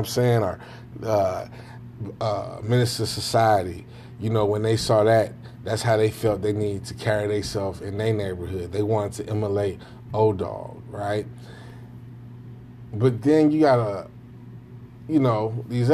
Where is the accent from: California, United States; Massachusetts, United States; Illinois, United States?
Illinois, United States; Chicago; I'm obviously from Chicago